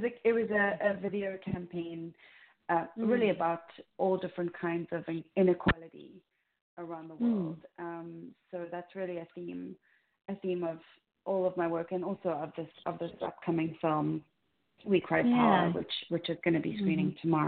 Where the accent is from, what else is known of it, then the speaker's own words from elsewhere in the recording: Cape Town, Western Cape, South Africa; moved away as an adult; now in New York, United States; I was raised in South Africa. Yeah. What part? Actually, in Cape Town.